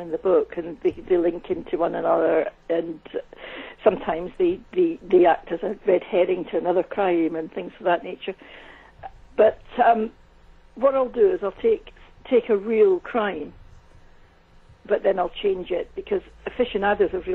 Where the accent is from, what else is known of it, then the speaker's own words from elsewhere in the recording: Scotland, United Kingdom; moved away as an adult; also born or lived in United States; I did work in the States for many years, and there's one thing I know, it's about working in the USA as a Scottish woman